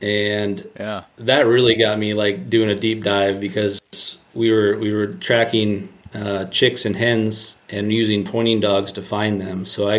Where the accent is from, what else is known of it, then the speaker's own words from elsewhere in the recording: Ohio, United States; And I'm biased towards that because I'm from Ohio and, you know, there's a lot of fish there, and it's definitely a great fishery.